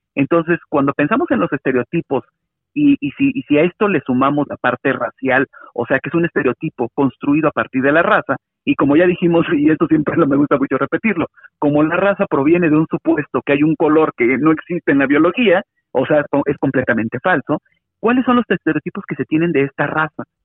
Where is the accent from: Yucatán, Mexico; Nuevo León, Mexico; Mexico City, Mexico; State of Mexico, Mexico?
Mexico City, Mexico; soy este un afromexicano de la Ciudad de México